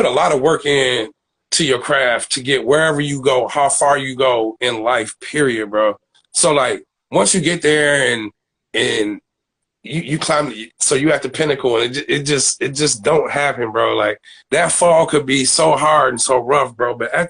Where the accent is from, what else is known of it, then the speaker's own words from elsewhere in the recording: Aurora, Illinois, United States; Oh, man, I'm from Aurora. Where's Aurora? Then you get to Chicago. You know what I'm saying? I'll give you the proximity of Chicago is 45 minutes west of, you know, Chicago, but never, ever, ever claimed another city but my own, bro.